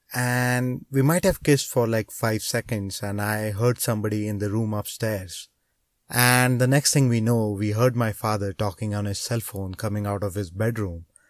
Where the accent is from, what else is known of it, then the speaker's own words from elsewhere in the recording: India; growing up in a small town in India.